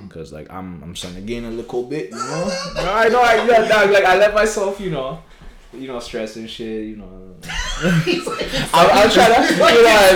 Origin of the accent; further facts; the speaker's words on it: Canada; As a Canadian